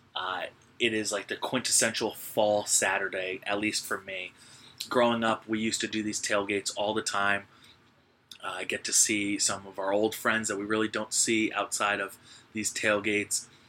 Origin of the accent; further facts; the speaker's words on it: New Jersey, United States; I'm from Jersey